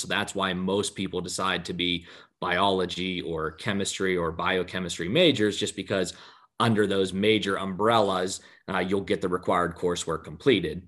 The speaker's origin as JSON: {"language": "English", "town": "Johnstown", "region": "Pennsylvania", "country": "United States", "tie": "born or raised there", "said": "i get to practice in my hometown"}